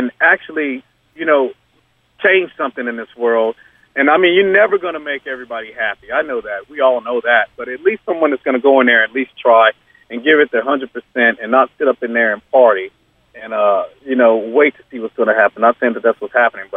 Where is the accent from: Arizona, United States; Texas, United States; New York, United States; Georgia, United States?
Georgia, United States; We're all from Georgia.